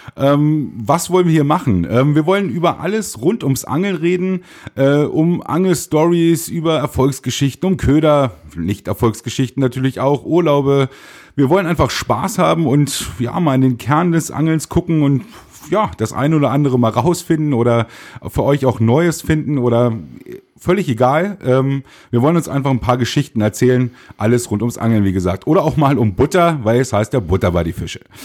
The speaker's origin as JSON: {"language": "German", "town": "Einbeck", "region": "Lower Saxony", "country": "Germany", "said": "Wir kommen aus Einbeck"}